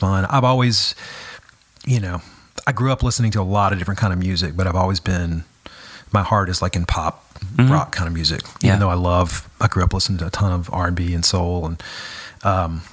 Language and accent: English; Baton Rouge, Louisiana, United States; moved away as an adult; go to LSU, which was in my hometown